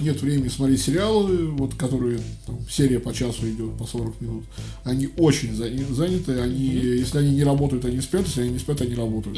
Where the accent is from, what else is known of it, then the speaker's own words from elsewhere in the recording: Russia; Я россиянин, я говорю по-российски